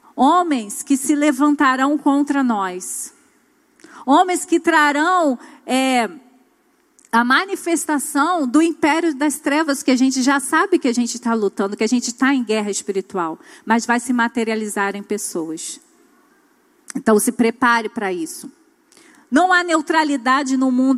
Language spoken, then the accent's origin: Portuguese; Brazil; nós que somos brasileiros